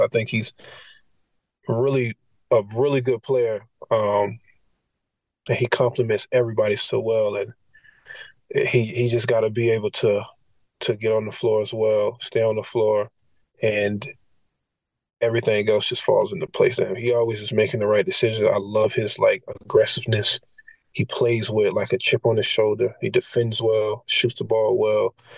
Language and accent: English; Florida, United States; moved away; University of Florida just because it's my home state